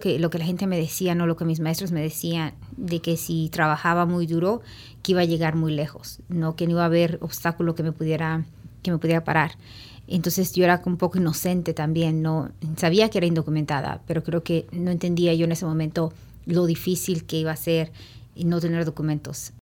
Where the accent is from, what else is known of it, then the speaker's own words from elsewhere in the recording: Oaxaca, Mexico; moved away; also born or lived in Los Angeles, United States; aquí en Oaxaca